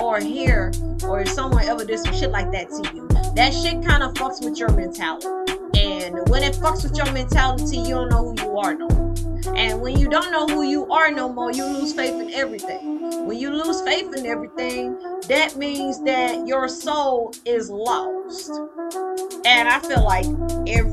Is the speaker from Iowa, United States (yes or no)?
no; Leland, Mississippi, United States; also born or lived in Greenville, Mississippi / Batesville, Mississippi / Indianola, Mississippi; now in Texas, United States; I'm from a small town of Leland. Well, I was born in Greenville and raised in Leland